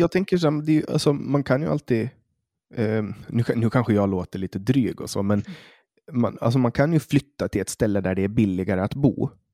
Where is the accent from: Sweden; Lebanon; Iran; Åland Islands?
Åland Islands